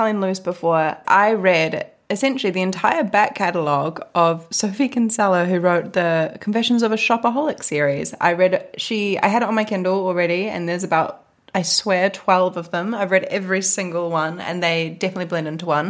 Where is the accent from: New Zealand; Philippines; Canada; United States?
New Zealand; moved away as an adult; now in London, United Kingdom; it has been one whole year since I moved away from New Zealand.